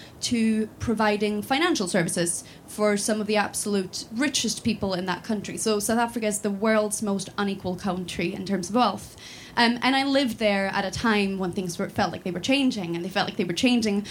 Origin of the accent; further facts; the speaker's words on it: Sweden; moved away as an adult; now in Scotland, United Kingdom; I'm from Sweden. I grew up in Sweden